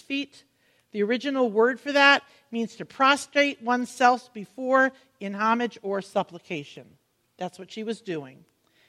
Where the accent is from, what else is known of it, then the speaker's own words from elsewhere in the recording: Connecticut, United States; When I was a young teen growing up in Connecticut